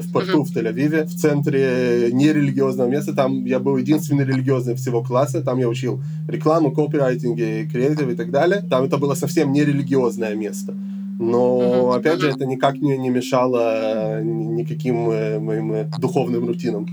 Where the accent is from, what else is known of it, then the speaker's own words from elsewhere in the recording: Jerusalem, Jerusalem District, Israel; also born or lived in Odesa, Ukraine / Elazar, Gush Etzion; Я родился в Одессе 34 э, года назад, в 92 году, когда мне было 5 лет, мы приехали в Израиль, в Иерусалим. С тех пор мы жили в Иерусалиме